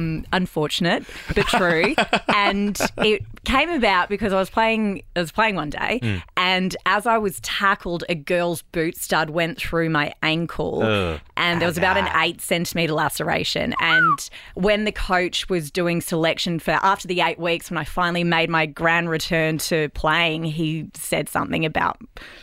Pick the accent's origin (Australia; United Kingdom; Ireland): Australia; Mornington Peninsula, Victoria; also born or lived in United States / Mildura / Albury / Shepparton; I grew up on the Mornington Peninsula and then we lived in the US for a couple of years as kids.